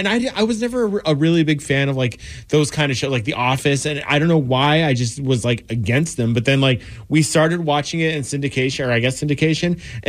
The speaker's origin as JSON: {"language": "English", "region": "New Mexico", "country": "United States", "said": "Because I'm from New Mexico"}